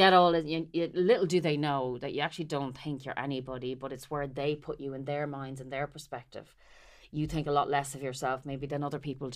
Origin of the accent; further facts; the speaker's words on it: Carlow, Leinster, Ireland; moved away as an adult; also born or lived in Dublin; I'm a country bumpkin. I'm from Carlow